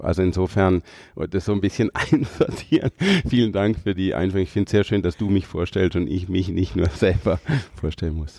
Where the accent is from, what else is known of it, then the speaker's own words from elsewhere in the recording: Freiburg, Baden-Württemberg, Germany; Ich komme aus Haslach-Weingarten hier aus Freiburg